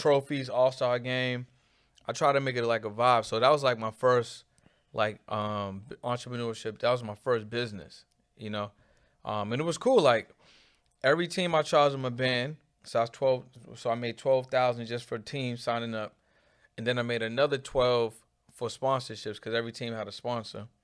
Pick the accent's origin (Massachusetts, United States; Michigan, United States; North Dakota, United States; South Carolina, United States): Massachusetts, United States; Boston; I'm from an area called Mattapan